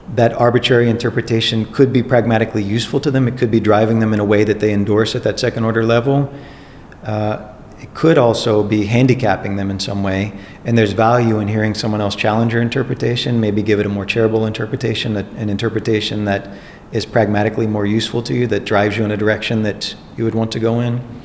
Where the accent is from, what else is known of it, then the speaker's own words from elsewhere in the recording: Baton Rouge, Louisiana, United States; moved away; I was born in Baton Rouge, Louisiana in 1973. I went to schools in Baton Rouge, Louisiana